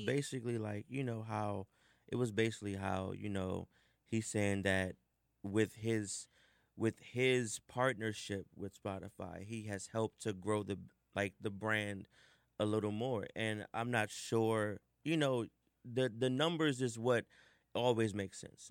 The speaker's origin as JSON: {"language": "English", "town": "Washington", "region": "District of Columbia", "country": "United States", "said": "I grew up in the United House of Prayer for All People. Um, if you're in DC, you know, you pretty much know about it. Mm-hmm. You know, we have huge parades every 30th of May. We shut down Northwest"}